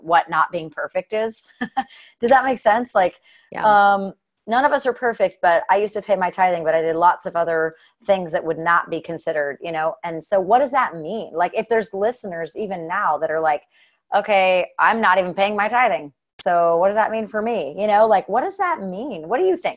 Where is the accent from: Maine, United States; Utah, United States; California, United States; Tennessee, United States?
Utah, United States; Hurricane; I was raised in Hurricane